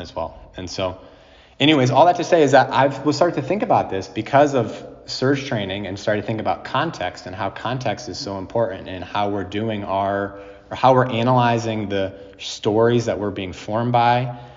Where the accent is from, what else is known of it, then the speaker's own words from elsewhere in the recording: New Jersey, United States; also born or lived in New England; now in Worcester, United States; growing in New Jersey, I come from the Northeast as well